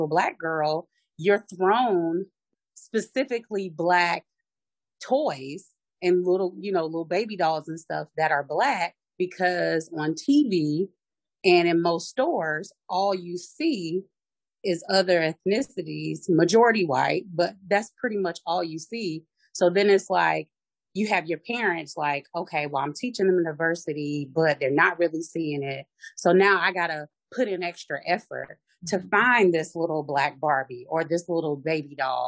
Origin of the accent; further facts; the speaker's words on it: Aiken, South Carolina, United States; the area that I grew up in Aiken, it is a lot of hidden racism